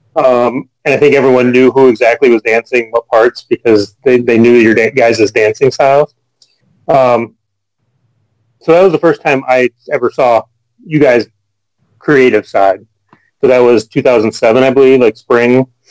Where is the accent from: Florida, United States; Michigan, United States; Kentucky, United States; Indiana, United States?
Michigan, United States; Kalamazoo; moved away as an adult; now in Madison, United States; my hometown of Kalamazoo, Michigan